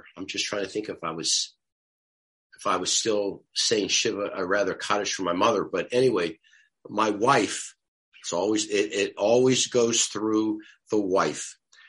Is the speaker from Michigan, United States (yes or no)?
yes; Detroit, Michigan, United States; So we said, we're from Detroit.